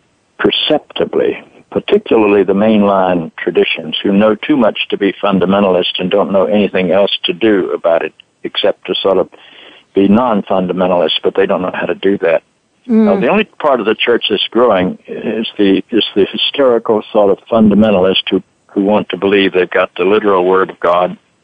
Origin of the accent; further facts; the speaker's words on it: North Carolina, United States; now in New York metropolitan area, United States; I grew up in North Carolina